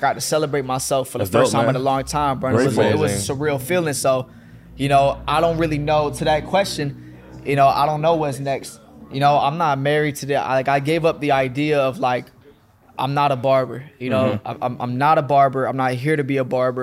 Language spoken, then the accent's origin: English; Fayetteville, North Carolina, United States; moved away as an adult; now in Atlanta, United States; Growing up in Fayetteville, North Carolina